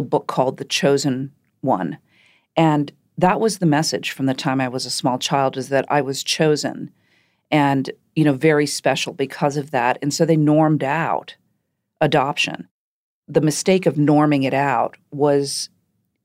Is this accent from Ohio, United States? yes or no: yes; Shaker Heights, Ohio, United States; I grew up in Shaker Heights, Ohio.